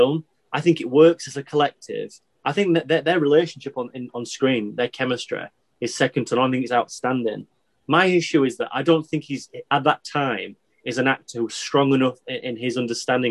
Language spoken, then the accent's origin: English; Yorkshire and the Humber, United Kingdom; I'm from Yorkshire